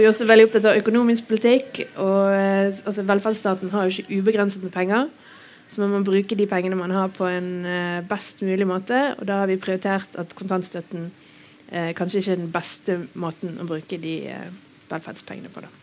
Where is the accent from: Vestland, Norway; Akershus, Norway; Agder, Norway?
Vestland, Norway; Bergen; Jeg er bergenser, bor på Nygårdshøyden.